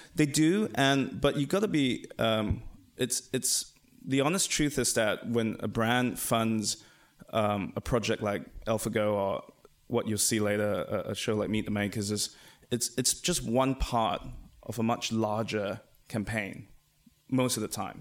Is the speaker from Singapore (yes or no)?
yes; Singapore; we come from Asia, uh, from Singapore